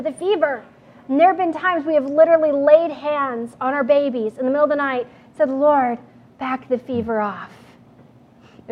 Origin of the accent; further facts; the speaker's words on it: New Mexico, United States; moved away; I grew up with out in New Mexico